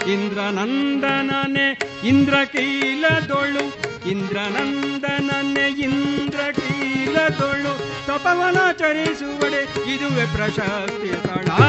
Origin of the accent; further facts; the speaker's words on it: Malayali, Kerala, India; first language Malayalam; Kannada is a second language; ನಮ್ಮ ಮಲಯಾಳಿ ಭಾಷೆಯಲ್ಲಿ